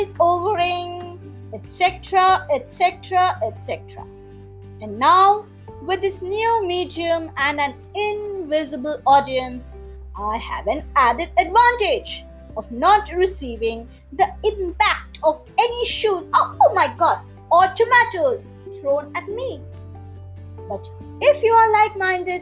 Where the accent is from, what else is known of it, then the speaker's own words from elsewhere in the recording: India; I'm not from the United States, I'm from India.